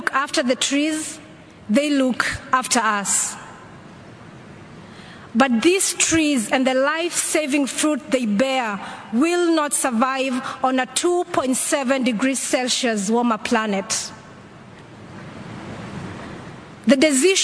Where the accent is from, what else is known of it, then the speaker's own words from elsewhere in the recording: Kenya; my home country